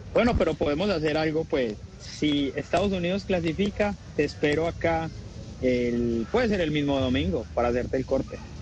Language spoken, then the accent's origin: Spanish; Colombia; así somos los colombianos